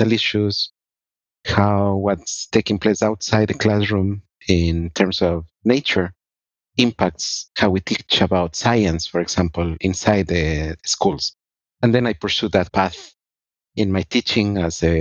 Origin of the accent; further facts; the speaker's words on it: Ecuador; moved away as an adult; also born or lived in Honduras / Illinois, United States; now in United States; I am originally from Ecuador, and I left Ecuador when I was 19.